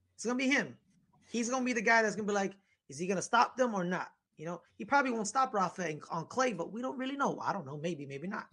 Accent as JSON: {"language": "English", "country": "United States", "said": "I'm an American. Uh, you know, I love being an American"}